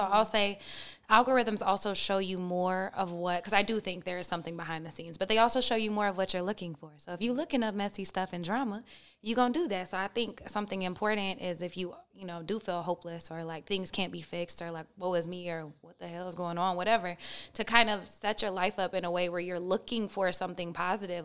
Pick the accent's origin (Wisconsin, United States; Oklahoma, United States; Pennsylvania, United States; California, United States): Oklahoma, United States; I'm from Oklahoma. I went to a private school and a public school